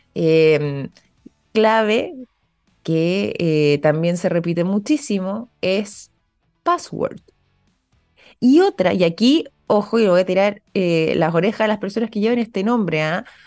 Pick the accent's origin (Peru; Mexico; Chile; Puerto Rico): Chile